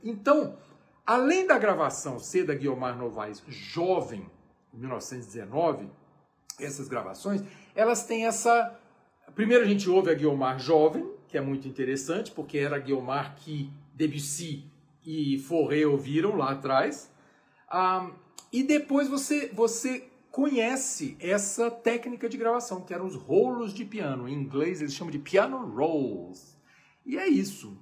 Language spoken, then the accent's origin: Portuguese; Brazil; eu sou brasileiro até o, o, o tutano